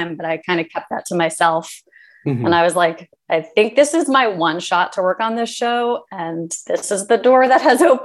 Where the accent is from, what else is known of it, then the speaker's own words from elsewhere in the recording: Los Angeles, California, United States; I grew up in Los Angeles, so I was aware of the entertainment industry just by virtue of being born here